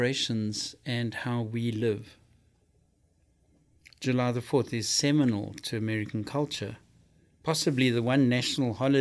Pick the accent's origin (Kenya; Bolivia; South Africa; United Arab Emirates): South Africa; now in United States; I come from South Africa.